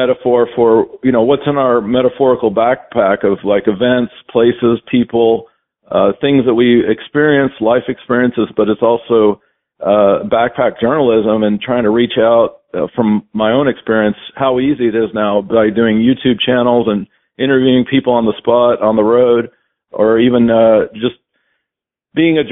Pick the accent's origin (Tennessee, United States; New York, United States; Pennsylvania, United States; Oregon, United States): Tennessee, United States; Knoxville; moved away as an adult; also born or lived in Atlanta, Georgia; the first 27 years of my life, I mainly stayed in Knoxville, my hometown